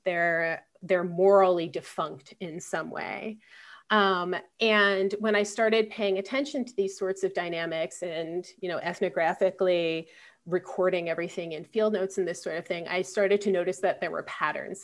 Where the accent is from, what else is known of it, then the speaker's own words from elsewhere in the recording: Philadelphia, Pennsylvania, United States; I'm from Philadelphia